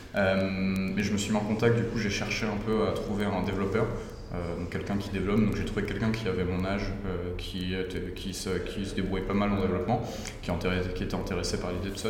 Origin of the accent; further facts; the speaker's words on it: Oise, Hauts-de-France, France; also born or lived in Paris / Lille; je suis originaire de l'Oise